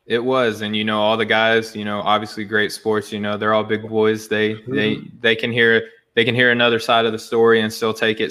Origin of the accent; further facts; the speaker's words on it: Arkansas, United States; moved away; I'm sure my accent gives it away. I'm from Arkansas originally